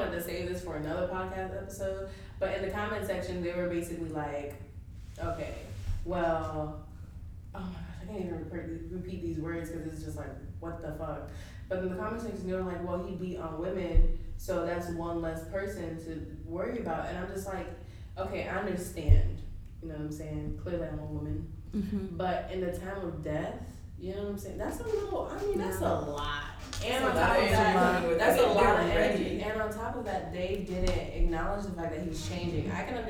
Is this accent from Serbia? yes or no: yes; Belgrade, Serbia; I'm from Belgrade, okay?